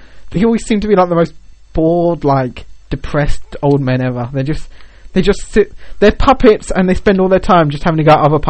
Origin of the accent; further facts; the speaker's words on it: United Kingdom; I'm British.